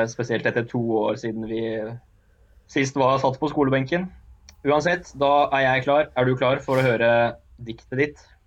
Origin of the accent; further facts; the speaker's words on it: Oslo, Norway; jeg er jo født og oppvokst på Oppsal og med gutta mine.